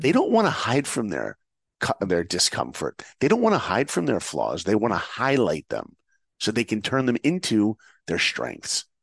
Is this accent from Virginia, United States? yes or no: no; New York, United States; I grew up in New York